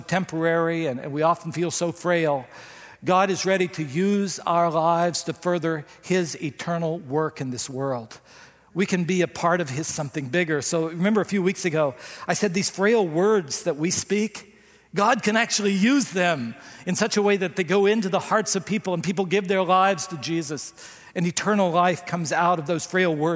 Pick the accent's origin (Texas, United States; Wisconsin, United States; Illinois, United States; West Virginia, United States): West Virginia, United States; moved away; I come from West Virginia